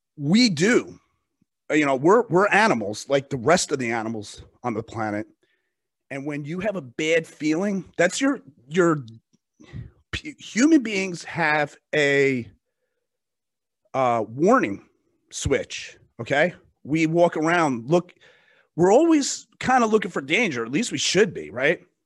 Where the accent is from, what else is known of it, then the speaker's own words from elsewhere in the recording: United States; I'm an American. I live in this country, I pay taxes